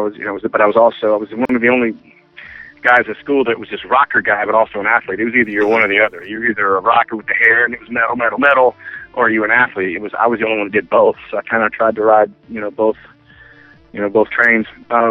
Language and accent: English; Greensboro, North Carolina, United States; also born or lived in Roanoke, Virginia; I was born in Roanoke, Virginia, and then kind of lived there for a few years. And then mainly, the young person in my life that lived in, we moved to Greensboro, North Carolina